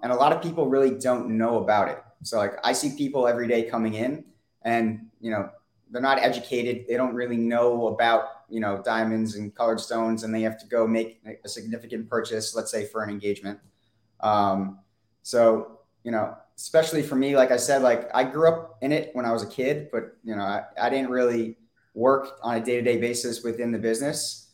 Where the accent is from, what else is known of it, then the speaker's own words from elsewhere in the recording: Weston, United States; so I grew up in Weston